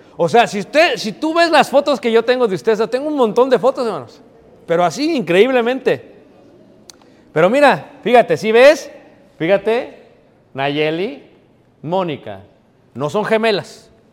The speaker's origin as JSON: {"language": "Spanish", "country": "Mexico", "tie": "born or raised there", "moved": "yes", "said": "me vine de México"}